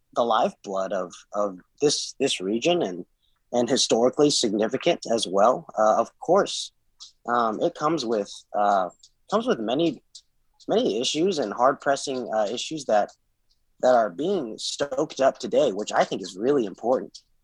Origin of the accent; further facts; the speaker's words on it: Nashville, Tennessee, United States; my brother and I were both born and raised in Nashville.